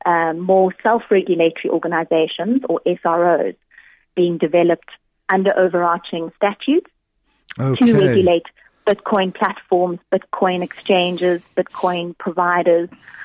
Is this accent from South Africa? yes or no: yes; South Africa; And at the moment, as a South African, if your cryptocurrency is hacked or stolen, you know, there's no ombud that you can go and complain to.